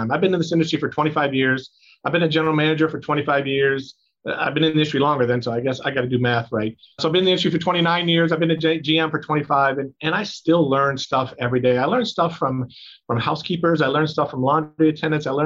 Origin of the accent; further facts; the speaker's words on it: Cleveland, Ohio, United States; I grew up in Cleveland well. in the '80s, so I remember the Cardiac Kids and then Bernie Kosar and all that.